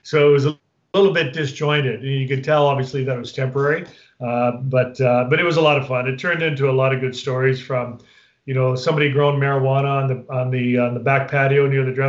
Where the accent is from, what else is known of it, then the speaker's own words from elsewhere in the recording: Sault Ste. Marie, Ontario, Canada; moved away as an adult; also born or lived in San Jose, California; I was a kid from Sault Ste. Marie, Ontario, small town in northern Ontario